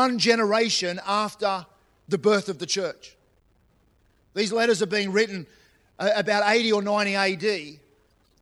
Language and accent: English; New South Wales, Australia; now in Queensland, Australia; I was born in New South Wales. And I was born in New South Wales, but my heart is in Queensland.